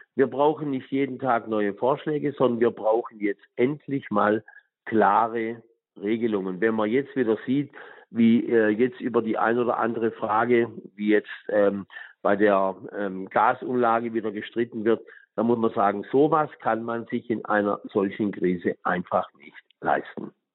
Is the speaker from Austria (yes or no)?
no; Tuttlingen, Baden-Württemberg, Germany; meiner Heimat in Tuttlingen